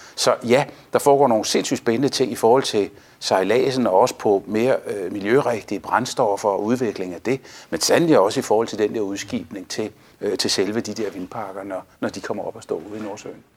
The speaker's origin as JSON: {"language": "Danish", "country": "Denmark", "said": "vi står sammen som danskere"}